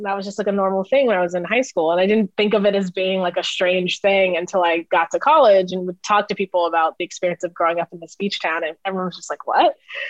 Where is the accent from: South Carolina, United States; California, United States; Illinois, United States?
California, United States; Oceanside; moved away as an adult; also born or lived in Michigan / Bay Area, California; now in Brooklyn, United States; it's kind of weird that I grew up in this beach town. And, you know, like, this isn't a thing that everybody grew up, you know, having surf PE at their high school.